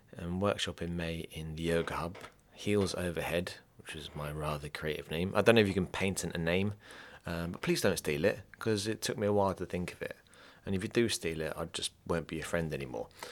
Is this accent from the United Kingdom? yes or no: yes; England, United Kingdom; I'm English as well